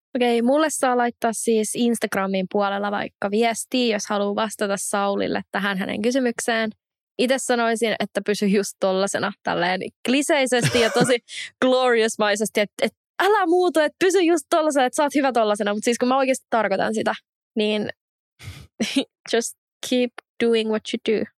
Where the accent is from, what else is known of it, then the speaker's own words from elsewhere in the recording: Espoo, Uusimaa, Finland; mä oon Espoosta